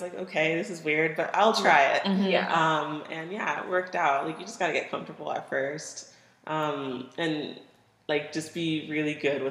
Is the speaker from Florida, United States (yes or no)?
yes; Cape Coral, Florida, United States; moved away as an adult; now in Seattle, United States; I grew up in Florida.